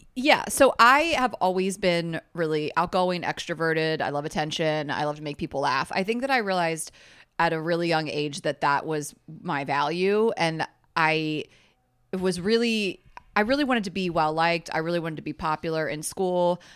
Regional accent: Delaware, United States; moved away as an adult; also born or lived in Clemson, South Carolina / Atlanta, Georgia; now in New York, United States; I grew up in Delaware.

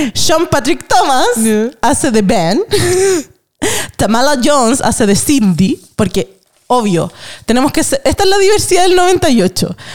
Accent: Chile; una como chilena

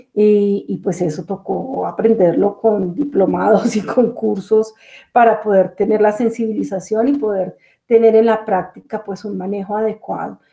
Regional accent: Bogotá, Colombia; also born or lived in Caribbean region, Colombia; yo soy colombiana, nací en la ciudad capital, Bogotá

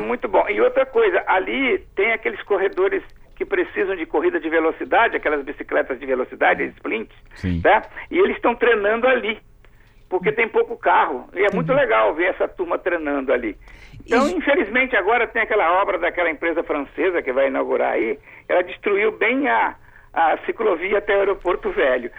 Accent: Alegre, Brazil; eu sou de Alegre

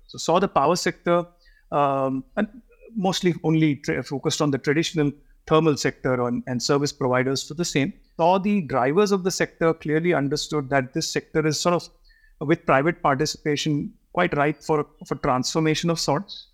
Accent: Mumbai, Maharashtra, India; I was brought up in Bombay

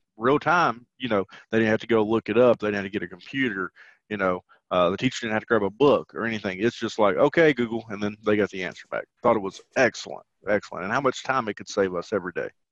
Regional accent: the South, United States; accent: southern twang; have a southern twang about me

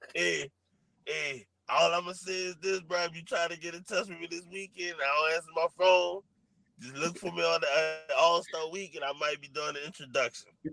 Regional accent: New Orleans, Louisiana, United States; I'm from New Orleans.

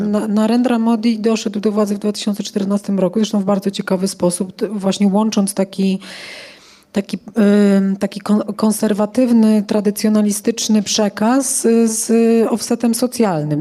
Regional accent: Poland; jestem stąd

